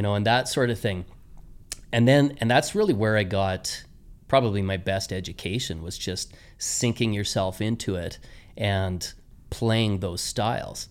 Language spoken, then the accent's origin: English; Medicine Hat, Alberta, Canada; also born or lived in Saskatchewan; my my upbringing was in Medicine Hat, and uh, went through conservatory training there